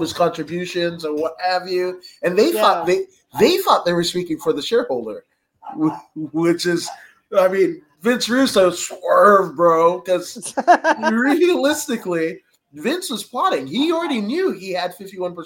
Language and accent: English; Inglewood, California, United States; I grew up in Inglewood